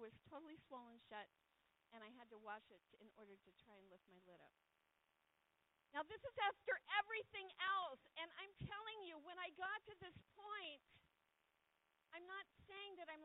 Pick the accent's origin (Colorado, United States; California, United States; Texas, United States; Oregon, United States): California, United States; I grew up in California